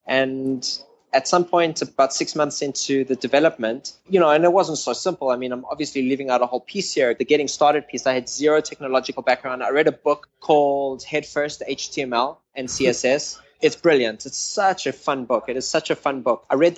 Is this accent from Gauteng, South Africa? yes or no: yes; Knoppies Lachter, Gauteng, South Africa; moved away as an adult; now in United States; About an hour out of Johannesburg, on a farm area that was about an hour from the city, called Knoppies Lachter, which, pretty much no one knows about.